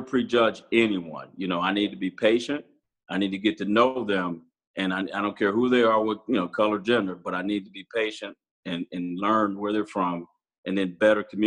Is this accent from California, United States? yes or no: no; Pontiac, Michigan, United States; moved away as an adult; I am 17 from Pontiac, Michigan